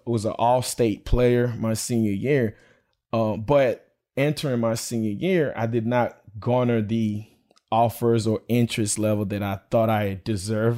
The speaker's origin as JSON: {"language": "English", "town": "Belle Glade", "region": "Florida", "country": "United States", "tie": "born or raised there", "said": "I'm a product of the public school education, um, growing up in Belglade."}